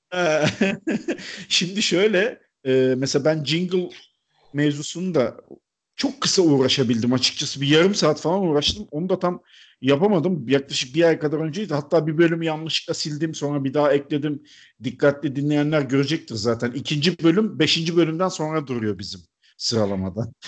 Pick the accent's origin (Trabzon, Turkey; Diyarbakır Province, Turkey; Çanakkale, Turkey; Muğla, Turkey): Çanakkale, Turkey; moved away; Ben ortaokul yıllarında Çanakkale'de oturmuştuk biz.